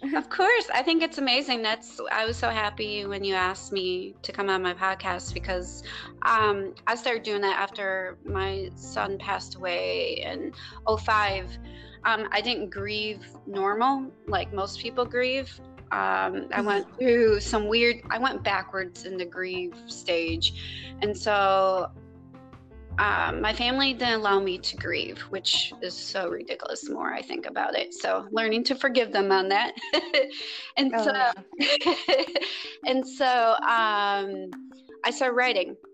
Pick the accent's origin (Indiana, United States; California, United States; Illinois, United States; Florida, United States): Illinois, United States; Chicago; moved away as an adult; also born or lived in Wisconsin; now in Texas, United States; I'm from Chicago